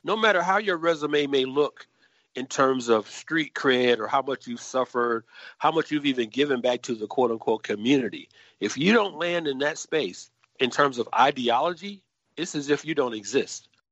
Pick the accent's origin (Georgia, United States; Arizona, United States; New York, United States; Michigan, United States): Georgia, United States; Atlanta; I'm originally from Atlanta, Georgia, native of Atlanta, born and raised in some of the most dangerous inner city housing projects on the west side of that city